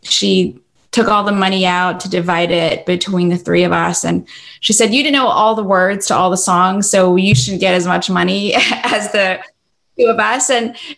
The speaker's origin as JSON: {"language": "English", "country": "Philippines", "tie": "born or raised there", "also_born_or_lived": "Stockton, California", "moved": "yes", "said": "growing up in the Philippines, being mixed"}